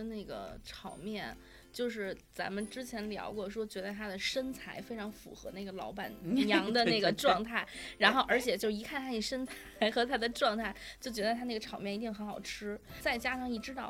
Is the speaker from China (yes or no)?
yes; northern China, China; 就作为一个北方人来讲，非常的震撼。